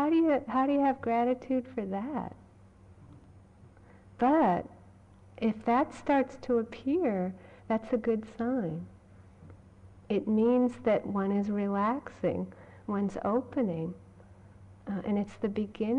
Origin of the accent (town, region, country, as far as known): Massachusetts, United States; born or raised there